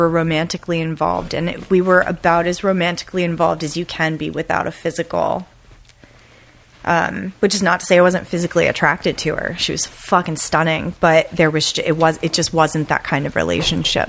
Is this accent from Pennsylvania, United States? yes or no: yes; Lancaster County, Pennsylvania, United States; moved away as an adult; also born or lived in Philadelphia, Pennsylvania / Portland, Oregon / Hawaii; now in Los Angeles, United States; I grew up outside of Philadelphia, Pennsylvania. I grew up in Amish country, Pennsylvania, Lancaster County